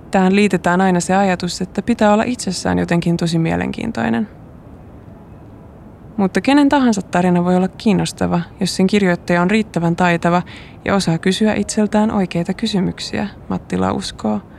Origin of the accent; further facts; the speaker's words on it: Helsinki, Uusimaa, Finland; Tai kun katsoin äänestystuloksia etutöölön alueella, josta mä oon kotoisin, ja siellä Halla-aho suunnilleen kolmanneksi suosituin.